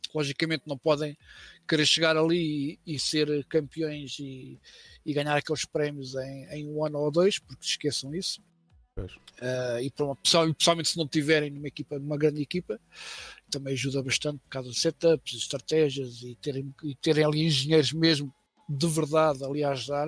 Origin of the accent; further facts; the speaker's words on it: Mafra, Lisbon, Portugal; também sou de Mafra, né? Nascido, nascido vivido e por aí fora, continuo, continuo por cá